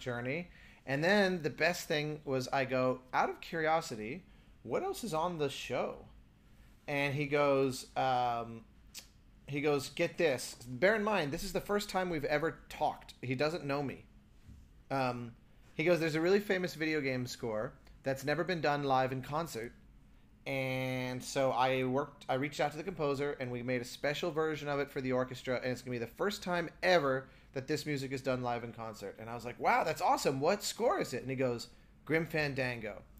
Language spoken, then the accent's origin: English; United States; as an American